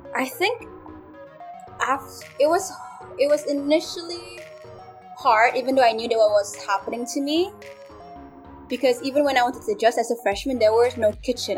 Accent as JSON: {"language": "English", "country": "Malaysia", "tie": "born or raised there", "moved": "as an adult", "lives_now": "United States", "said": "growing up in Malaysia. But when I came here"}